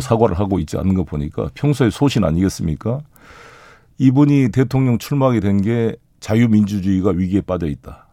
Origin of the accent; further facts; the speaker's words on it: South Jeolla, South Korea; 제 고향인 전남